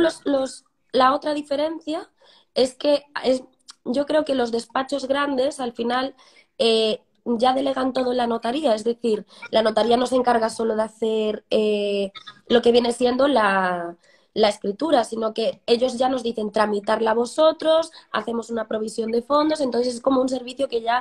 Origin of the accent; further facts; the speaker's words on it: Cambados, Galicia, Spain; moved away as an adult; also born or lived in A Coruña; now in Madrid, Spain; soy de Cambados, un pueblecito de, la provincia de Pontevedra